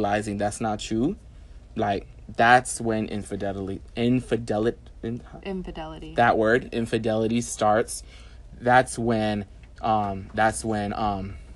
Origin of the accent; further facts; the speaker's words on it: New York, United States; I'm a New Yorker